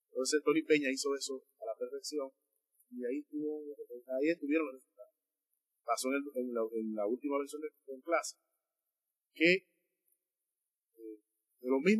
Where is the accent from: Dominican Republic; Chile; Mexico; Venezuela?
Dominican Republic; Yo soy dominicano, nosotros somos